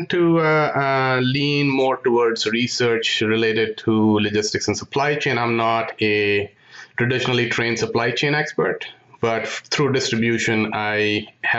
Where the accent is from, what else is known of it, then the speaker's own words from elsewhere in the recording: India; moved away as an adult; also born or lived in Michigan, United States; now in United States; I'm from India. So I came to the U.S. in pursuit of an MS degree in electrical engineering.